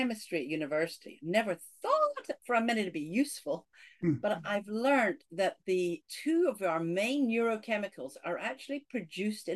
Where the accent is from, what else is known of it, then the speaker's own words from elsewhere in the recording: Scotland, United Kingdom; accent: Scottish; I grew up in Scotland